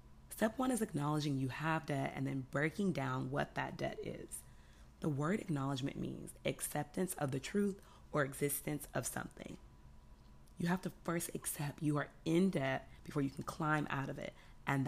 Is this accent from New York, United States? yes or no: no; Houston, Texas, United States; moved away; I'm from Houston